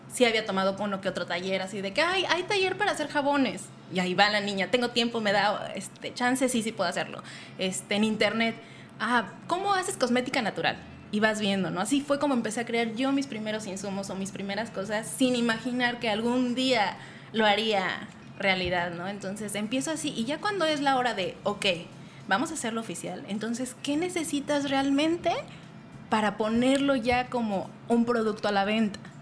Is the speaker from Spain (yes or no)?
no; Toluca, State of Mexico, Mexico; Soy originaria del Estado de México, toluqueña